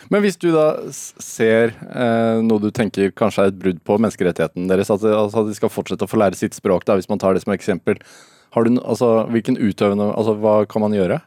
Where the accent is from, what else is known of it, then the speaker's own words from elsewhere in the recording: Norway; som nordmann